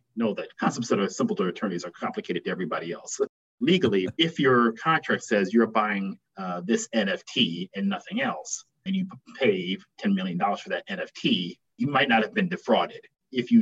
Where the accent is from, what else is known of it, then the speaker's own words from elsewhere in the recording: Milwaukee, Wisconsin, United States; I was born and raised in Milwaukee.